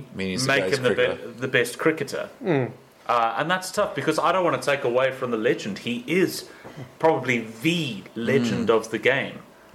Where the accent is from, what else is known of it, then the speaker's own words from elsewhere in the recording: South Africa; as a South African, Jack Callis comes to mind